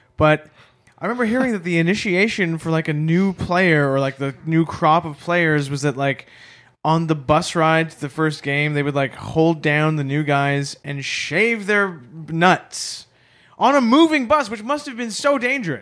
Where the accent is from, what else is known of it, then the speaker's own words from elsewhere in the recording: Chicago, Illinois, United States; I was from Chicago